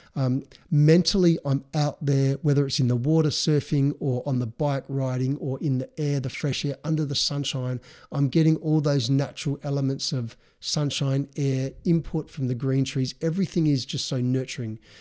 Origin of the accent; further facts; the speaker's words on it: Adelaide, South Australia, Australia; we grew up in Adelaide, South Australia